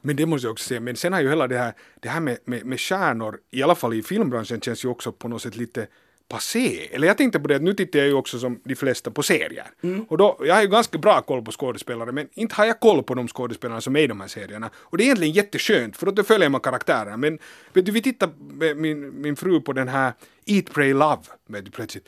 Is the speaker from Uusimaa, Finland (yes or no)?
yes; Helsinki, Uusimaa, Finland; also born or lived in Berlin; Jag är hemma från Helsingfors